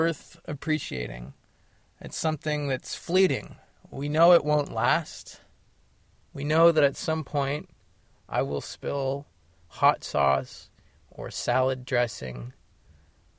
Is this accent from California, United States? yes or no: yes; California, United States; also born or lived in Paonia, Colorado; I'm from California. And I am back in California